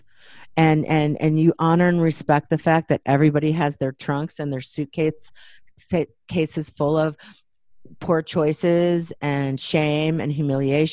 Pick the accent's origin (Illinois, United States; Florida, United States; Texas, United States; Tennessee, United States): Illinois, United States; Waukegan; I grew up Catholic in Waukegan, Illinois